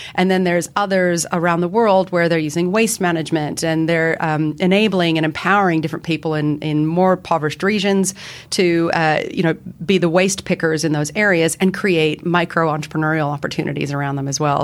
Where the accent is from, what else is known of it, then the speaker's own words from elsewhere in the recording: Canada; moved away as an adult; now in Sydney, Australia; I have an accent, as does my fellow colleague Mel. We're both Canadian